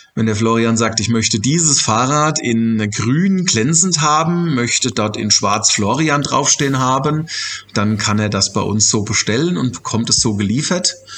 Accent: Germany; bei uns in Deutschland

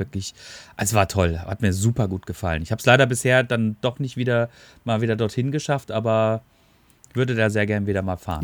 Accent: Black Forest, Baden-Württemberg, Germany; bin ich auch ein Kind des Schwarzwalds, ne? Ähm, und äh, bin natürlich auch mit viel Wald und Wiesen und äh, Bäumen und äh, Bergen aufgewachsen

